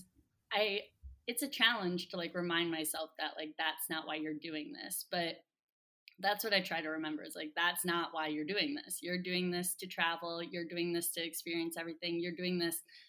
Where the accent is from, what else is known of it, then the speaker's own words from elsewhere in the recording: Columbus, Ohio, United States; also born or lived in Wisconsin; my hometown too, of Columbus. So I came back to Ohio